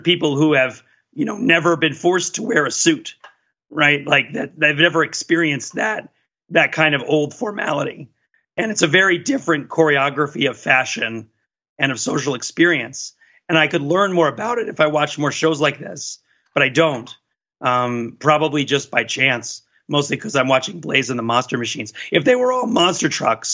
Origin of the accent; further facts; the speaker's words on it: New Jersey, United States; I grew up in New Jersey in the 80s